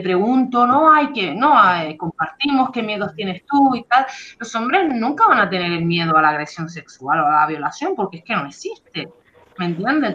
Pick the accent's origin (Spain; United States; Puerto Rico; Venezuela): Spain; Canary Islands; moved away as an adult; las Islas Canarias, de donde yo soy